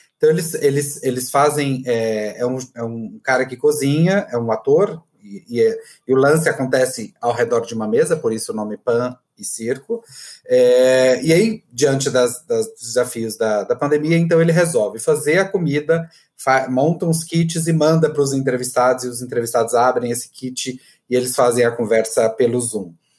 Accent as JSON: {"language": "Portuguese", "region": "Goiás", "country": "Brazil", "accent": "goiano", "said": "eu adoro o sotaque de mineiro, que é bem parecido com o meu, inclusive, de goiano"}